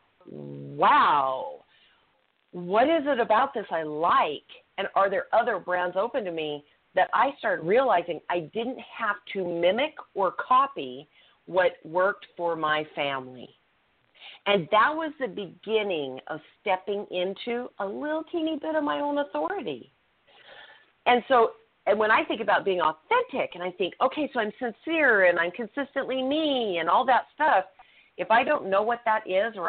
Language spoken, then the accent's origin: English; Utah, United States; I was raised in Utah